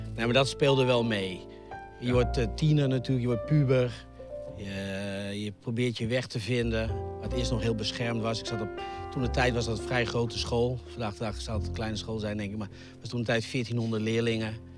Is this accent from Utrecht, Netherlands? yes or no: yes; IJsselstein, Utrecht, Netherlands; also born or lived in Gronsveld; Maar voordat ik één jaar was, verhuisde naar eh, IJsselstein onder Utrecht. daar heb ik eigenlijk het grootste deel van mijn leven eh, gewoond